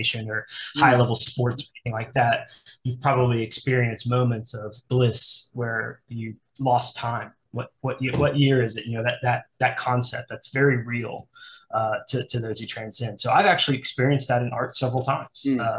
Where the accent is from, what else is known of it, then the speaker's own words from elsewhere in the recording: Midwest, United States; where I grew up in the Midwest